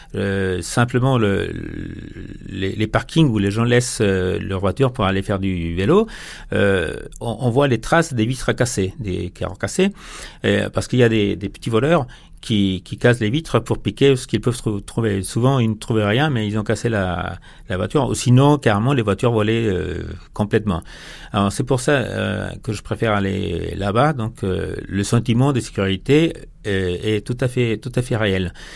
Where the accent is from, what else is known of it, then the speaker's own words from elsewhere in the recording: Ciudad Juárez, Chihuahua, Mexico; French is a second language; chez nous à Ciudad Juárez